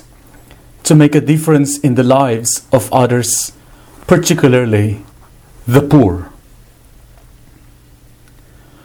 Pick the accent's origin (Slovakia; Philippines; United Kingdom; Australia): Philippines; my country, the Philippines.